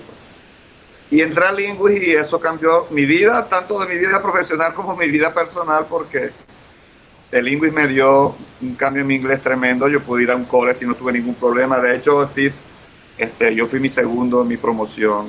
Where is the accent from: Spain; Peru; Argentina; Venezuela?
Venezuela; Maracaibo, Zulia; moved away as an adult; also born or lived in London, Ontario; now in Calgary, Canada; yo nací en Venezuela y yo me crié y viví mucho tiempo en Venezuela